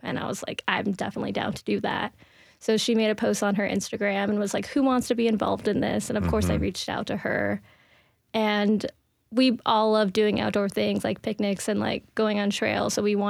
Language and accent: English; Florida, United States; now in Nashville, United States; I'm just gonna move to Tennessee. Like, I'm from Florida. I like lived there most of my life. I definitely wanted a new change, and nothing was really stopping me, so I just moved here.